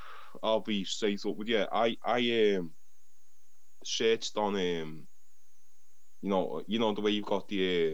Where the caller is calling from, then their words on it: Liverpool, North West England, United Kingdom; I'm calling from England, Liverpool, England.